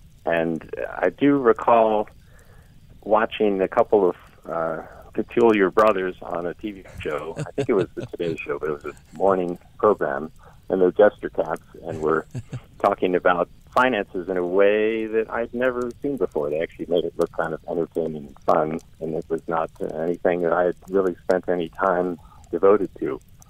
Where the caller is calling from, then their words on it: Eastern Shore of Maryland, United States; I'm calling from the Eastern Shore of Maryland.